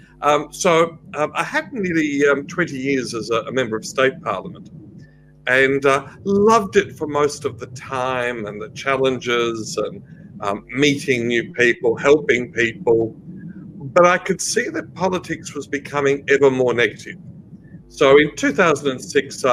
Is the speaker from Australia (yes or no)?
yes; Australia; us as Australians